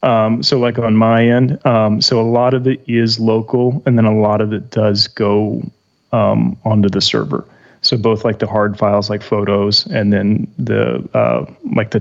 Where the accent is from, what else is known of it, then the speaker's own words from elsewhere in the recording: Southern Illinois, United States; we're from Southern Illinois